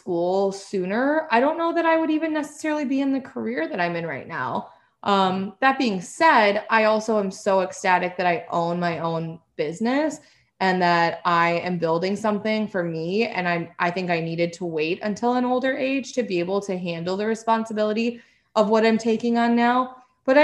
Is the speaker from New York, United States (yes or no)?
no; Appleton, Wisconsin, United States; now in Chicago, United States; move back to my hometown